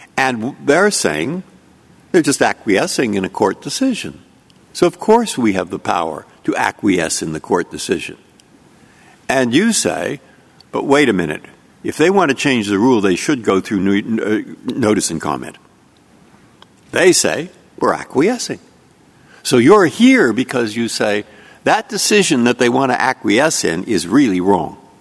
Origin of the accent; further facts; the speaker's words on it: San Francisco, California, United States; I'm from San Francisco